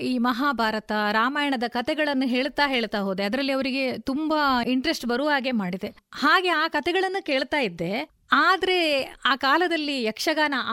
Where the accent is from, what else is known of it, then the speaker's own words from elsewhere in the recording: Vitla, Karnataka, India; moved away as an adult; now in Puttur, India; ವಿಟ್ಲದಲ್ಲಿ ನಾನು ಬೆಳೆದವಳು